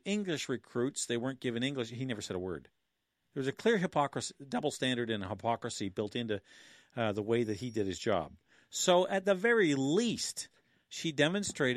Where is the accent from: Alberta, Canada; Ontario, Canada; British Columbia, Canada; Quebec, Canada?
Ontario, Canada; Killaloe; my hometown in Killaloe